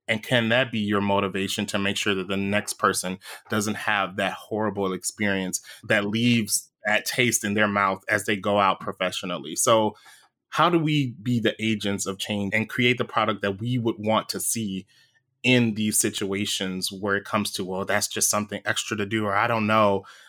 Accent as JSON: {"language": "English", "region": "Louisiana", "country": "United States", "tie": "born or raised there", "said": "we grew up saying this in Louisiana"}